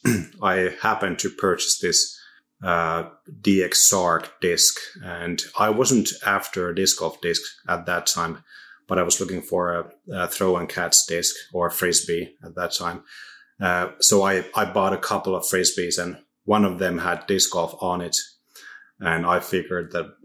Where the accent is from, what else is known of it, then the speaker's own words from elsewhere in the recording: Oulu, North Ostrobothnia, Finland; English is a second language; moved away as an adult; also born or lived in Rancho Cucamonga, United States; now in Turku, Finland; I'm from Oulu um, in the middle of northern Finland.